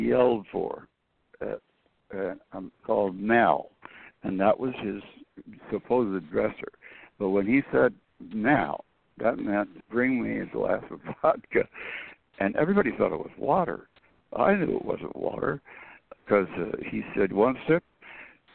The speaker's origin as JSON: {"language": "English", "region": "Florida", "country": "United States", "tie": "born or raised there", "also_born_or_lived": "Michigan", "said": "we're moving to Florida"}